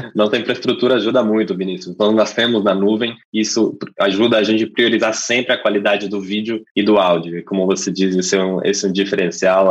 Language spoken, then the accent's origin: Portuguese; England, United Kingdom; Portuguese is a second language; moved away as an adult; now in Brazil; eu sou inglês, eu moro no Brasil há quase oito anos já